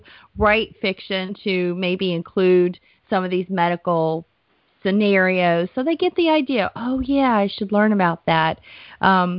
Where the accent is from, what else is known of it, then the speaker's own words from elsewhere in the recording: Georgia, United States; I grew up in Georgia